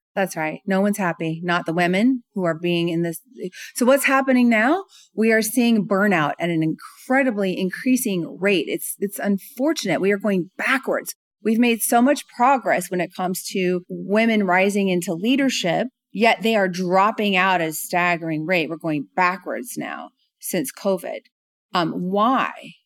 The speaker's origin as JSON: {"language": "English", "region": "California", "country": "United States", "moved": "yes", "lives_now": "Atlanta, United States", "said": "I'm from California, so, you know, we're very active over there. I live in Atlanta, Georgia now"}